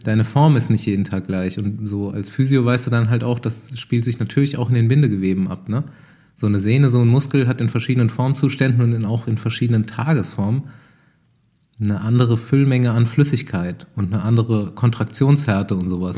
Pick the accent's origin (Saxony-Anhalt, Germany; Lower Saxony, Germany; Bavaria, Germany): Bavaria, Germany; also born or lived in Hanau, Hesse; ich komme ja also aus dem Spessart oder vom Rand vom Spessart, also es ist auch mhm. ganz schön bei uns